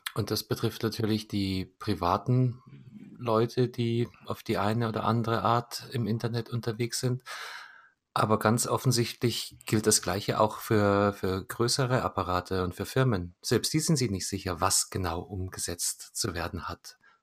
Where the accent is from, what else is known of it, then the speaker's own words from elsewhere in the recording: Munich, Bavaria, Germany; Ich komme direkt aus München